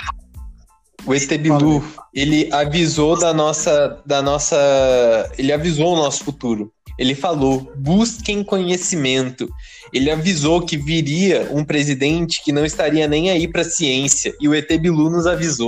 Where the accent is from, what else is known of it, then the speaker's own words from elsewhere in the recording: Brazil; nós, como brasileiros